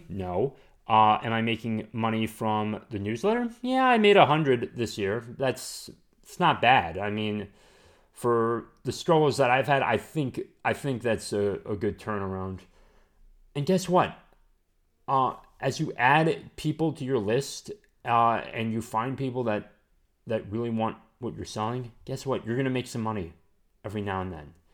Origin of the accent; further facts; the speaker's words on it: Southern United States, United States; accent: southern; I just went into my southern accent right there.